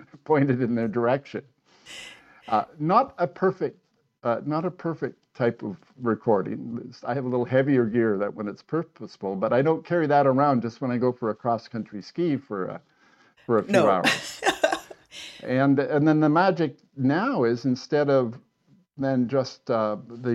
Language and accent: English; Toronto, Ontario, Canada; moved away; I was brought up in Toronto